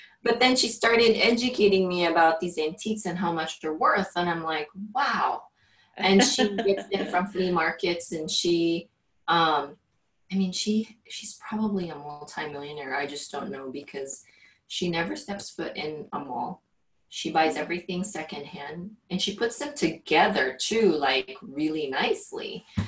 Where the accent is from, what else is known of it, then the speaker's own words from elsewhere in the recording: Philippines; English is a second language; moved away; I literally just have my clothes, and weren't even, like, good clothes when I came from the Philippines.